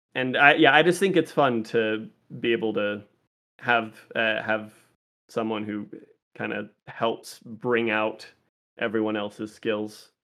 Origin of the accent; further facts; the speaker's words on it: Las Vegas, Nevada, United States; Vegas is my hometown. I've lived in Vegas since I was eight years old, and I know this town better than I know any other.